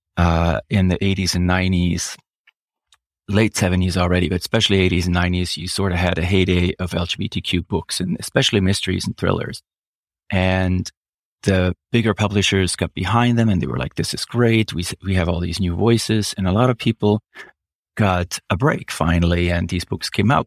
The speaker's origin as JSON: {"language": "English", "country": "Switzerland", "first_language": "German", "second_language": "English", "moved": "yes", "said": "I am Swiss"}